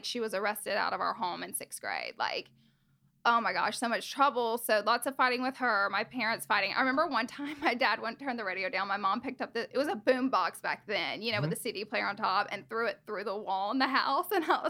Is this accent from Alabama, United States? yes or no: yes; Alabama, United States; accent: Southern; now in Los Angeles, United States; So I am from Alabama. I'm a Southern girl. And I don't have much of a Southern accent anymore, but it's kind of worn off in LA. But when I go back home, I'm like super, super country. And I grew up there with my mom, dad, brother, and si